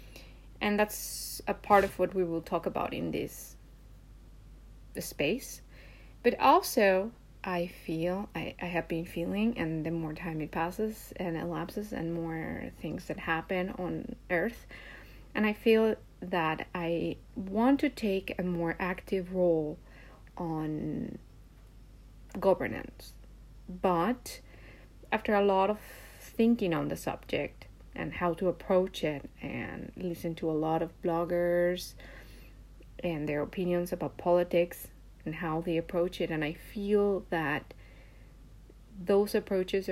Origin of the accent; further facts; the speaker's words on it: Mexico; now in Japan; I live in Japan, but I was born in Mexico